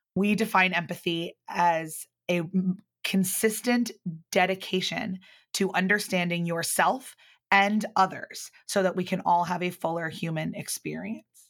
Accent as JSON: {"language": "English", "area": "outside of Philadelphia", "region": "Pennsylvania", "country": "United States", "tie": "born or raised there", "also_born_or_lived": "Northern Ireland", "moved": "as an adult", "said": "I grew up outside of Philadelphia"}